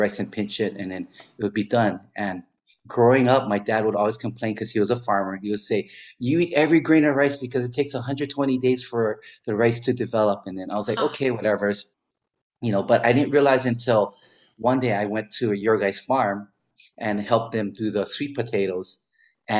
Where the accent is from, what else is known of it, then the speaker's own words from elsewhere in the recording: Wahiawa, Hawaii, United States; also born or lived in Philippines / Pearl Harbor, Hawaii / Kaneohe, Hawaii; I eventually grew up in Waihewa